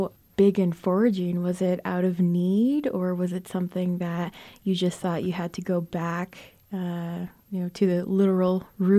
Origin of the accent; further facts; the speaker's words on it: Crown Point, New Mexico, United States; I come from Crown Point, New Mexico. It's on the Navajo Nation, and I'm Navajo.